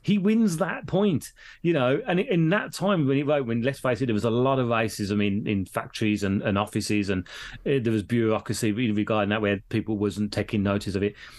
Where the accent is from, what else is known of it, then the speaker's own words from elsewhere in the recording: Birmingham, West Midlands, United Kingdom; coming from Birmingham, we know no different because we've always been brought up with Indian people